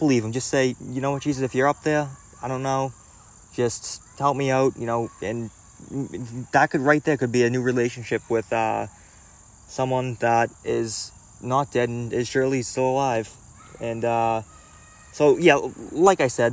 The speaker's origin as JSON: {"language": "English", "town": "Boston", "region": "Massachusetts", "country": "United States", "said": "I was from Boston and I moved to a suburb"}